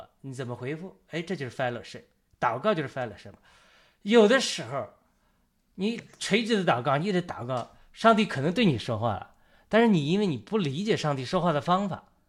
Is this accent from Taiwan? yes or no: no; China; 当我们中国人讲和平平和，一种是内心的平静。